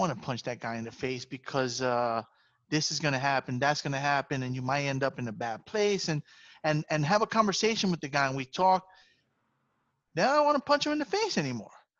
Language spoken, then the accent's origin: English; New York City, New York, United States; I grew up in the Bronx